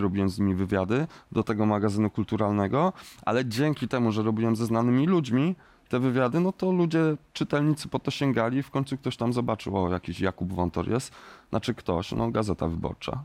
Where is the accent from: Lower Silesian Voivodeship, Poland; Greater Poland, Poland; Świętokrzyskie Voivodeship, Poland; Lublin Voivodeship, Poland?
Świętokrzyskie Voivodeship, Poland; Kielce; w Kielcach, w moim rodzinnym mieście